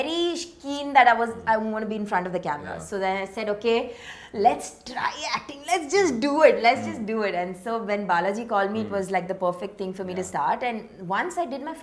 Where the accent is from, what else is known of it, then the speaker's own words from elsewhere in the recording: Chennai, Tamil Nadu, India; I'm from Chennai.